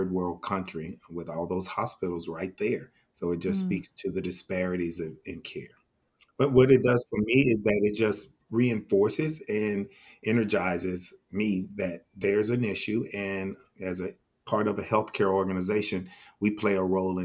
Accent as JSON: {"language": "English", "town": "Fort Worth", "region": "Texas", "country": "United States", "tie": "born or raised there", "said": "the zip code where I grew up in Fort Worth, Texas"}